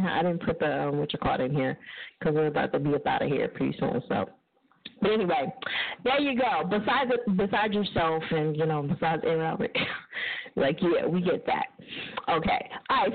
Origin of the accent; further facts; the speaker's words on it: New Jersey, United States; I'm from Jersey. We mispronounce everything